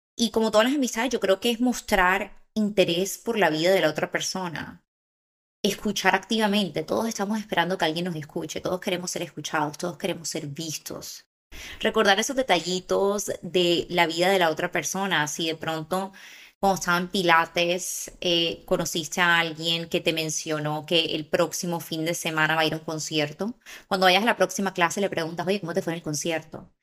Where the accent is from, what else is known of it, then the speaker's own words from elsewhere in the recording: Barranquilla, Atlántico, Colombia; moved away as an adult; also born or lived in Bogotá; now in Los Angeles, United States; yo me crié en Barranquilla